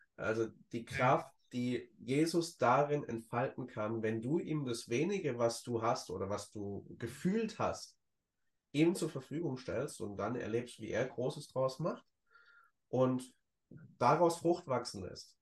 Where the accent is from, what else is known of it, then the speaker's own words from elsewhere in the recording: Ludwigsburg, Baden-Württemberg, Germany; in Ludwigsburg, in meiner Heimat